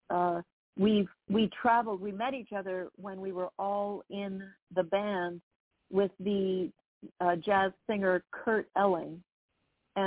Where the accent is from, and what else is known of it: Toronto, Ontario, Canada; moved away as an adult; also born or lived in Vienna / New York